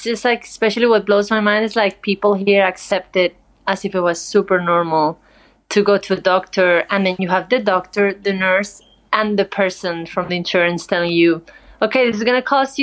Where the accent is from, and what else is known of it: Madrid, Community of Madrid, Spain; born or raised there; moved away as an adult; also born or lived in Barcelona / Seville / New York / New Orleans